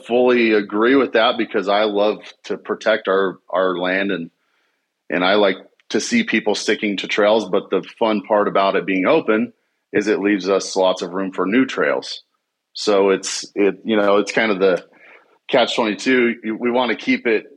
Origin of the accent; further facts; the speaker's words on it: Southern Utah, United States; I grew up here in Southern Utah